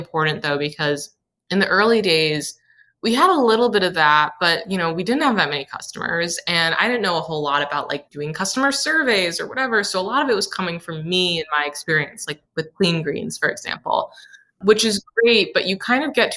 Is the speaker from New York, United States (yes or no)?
yes; Saratoga Springs, New York, United States; also born or lived in Brooklyn, New York; now in Hudson Valley, United States; I grew up in Victorian homes. Saratoga, the town that I'm from, is like a Victorian era town